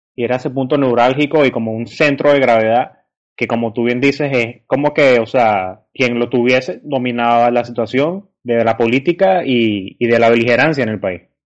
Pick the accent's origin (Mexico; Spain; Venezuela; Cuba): Venezuela; siendo venezolano